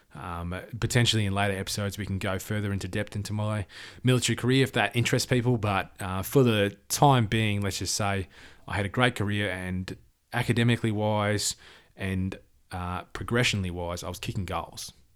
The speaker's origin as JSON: {"language": "English", "town": "Perth", "region": "Western Australia", "country": "Australia", "tie": "born or raised there", "said": "I was born in Perth, Western Australia."}